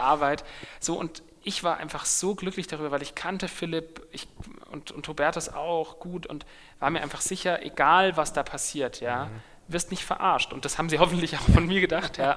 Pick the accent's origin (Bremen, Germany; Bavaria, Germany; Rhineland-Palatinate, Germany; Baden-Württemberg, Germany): Bavaria, Germany; Munich; in meiner Heimatstadt